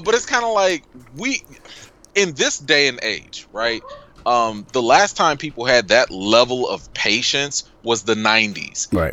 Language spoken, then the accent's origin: English; Chicago, Illinois, United States; I'm a Chicagoan till Chicago ends